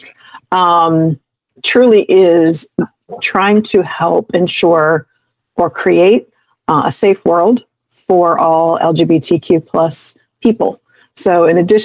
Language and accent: English; Montgomery County, Maryland, United States; also born or lived in Wilmington, Delaware; I moved back to my hometown of Montgomery County, Maryland